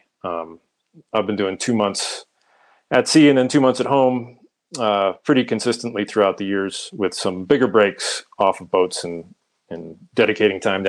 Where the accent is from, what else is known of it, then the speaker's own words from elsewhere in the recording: outside of Boston, Massachusetts, United States; moved away as an adult; also born or lived in Colorado; grew up outside of Boston